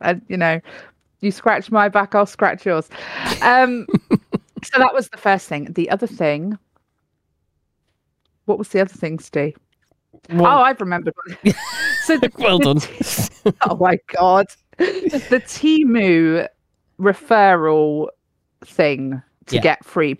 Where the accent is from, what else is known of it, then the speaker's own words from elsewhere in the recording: United Kingdom; we're British